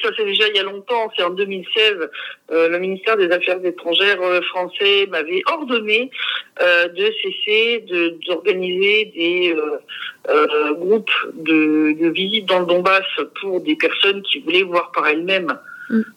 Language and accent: French; France; moved away; mon pays natal